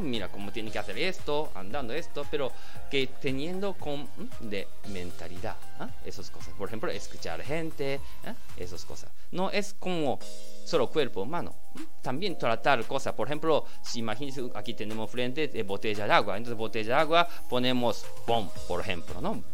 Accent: Japan; Spanish is a second language; los japoneses también estamos trabajando mucho

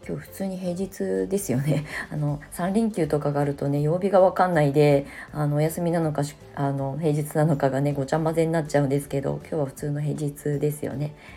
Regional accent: Ibaraki, Japan; now in Shonan, Japan; 茨城の U ターン移住、まあ、地元に帰って

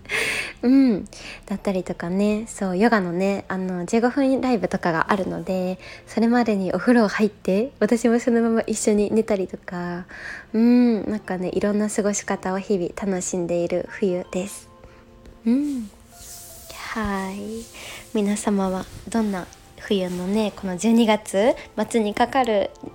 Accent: Osaka, Japan; 住んで結構長いし長いしというかねここで生まれ育ってます

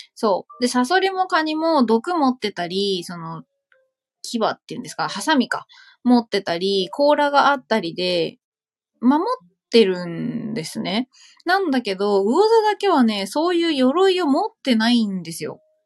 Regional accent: Saitama, Japan

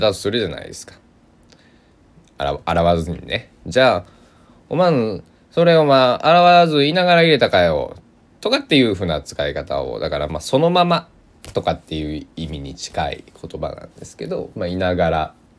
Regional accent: Kochi, Japan; accent: Tosa dialect; 僕の生まれ育った高知土佐弁っていうんですけど高知弁じゃなくて土佐弁っていうんですよ

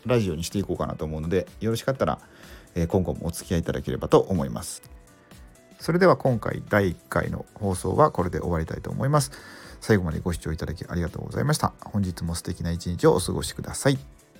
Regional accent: Mie, Japan; also born or lived in Nagoya; 生まれは、まあ、名古屋とか、で、三重県で育って

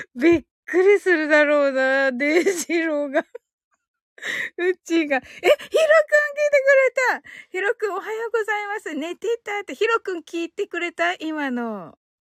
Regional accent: Kyushu, Japan

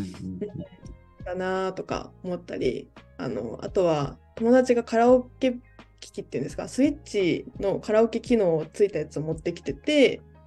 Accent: Osaka, Japan; now in Tokyo, Japan; 1998年に、ま、あの大阪で生まれて

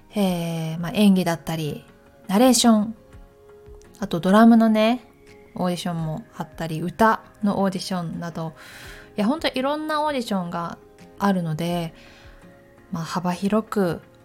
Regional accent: Takayama, Gifu, Japan; moved away; 岐阜県の私高山出身なので

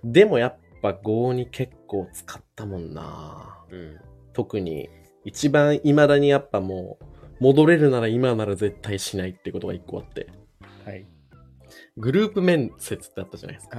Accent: Shizuoka, Japan; moved away as an adult; also born or lived in Nerima, Tokyo; もともと静岡出身なので

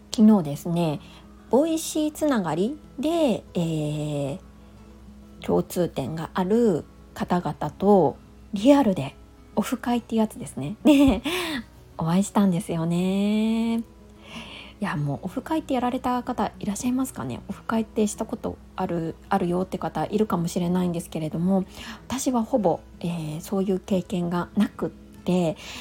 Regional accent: Niigata, Japan; moved away; 新潟出身なんですけど

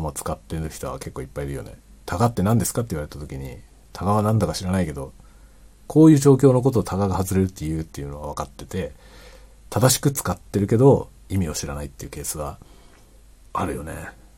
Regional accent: Japan; first language Japanese; 日本語のネイティブであったことはとても幸運だったなと思ってます

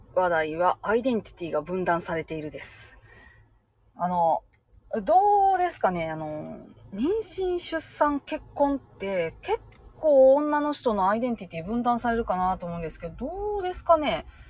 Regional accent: Japan; moved away as an adult; also born or lived in Osaka; 生まれは私大阪なんで

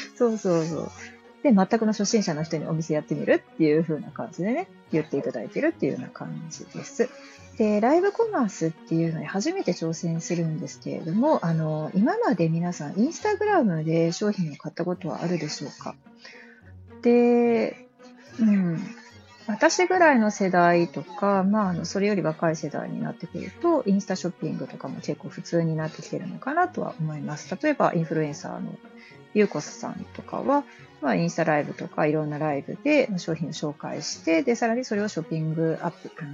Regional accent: Osaka, Japan; 大阪人なんで

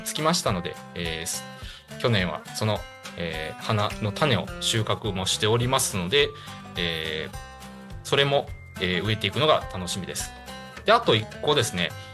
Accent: Higashikagawa, Kagawa, Japan; moved away; 地元香川県東香川市を深く愛する男

